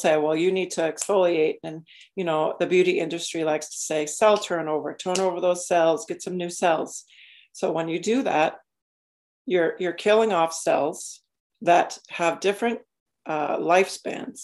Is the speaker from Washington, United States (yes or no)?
no; Maine, United States; I grew up in Maine.